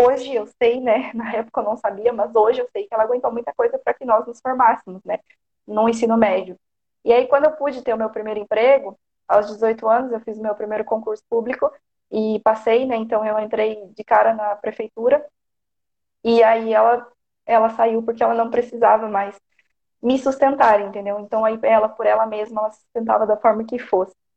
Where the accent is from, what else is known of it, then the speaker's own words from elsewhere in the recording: Porto Feliz, São Paulo, Brazil; Eu sou do interior de São Paulo, Porto Feliz